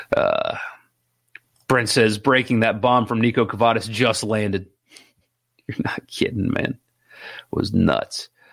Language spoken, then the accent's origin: English; Madison, Mississippi, United States; I'm from Madison